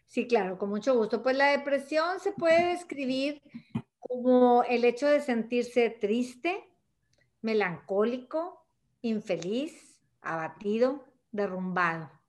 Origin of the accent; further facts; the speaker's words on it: Monterrey, Nuevo León, Mexico; born there; desde Monterrey, Nuevo León, México, eh, donde yo nací, donde yo resido y trabajo